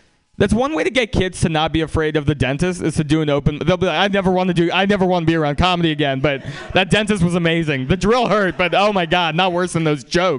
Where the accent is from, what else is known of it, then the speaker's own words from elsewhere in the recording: San Francisco, California, United States; also born or lived in Russia; I grew up in San Francisco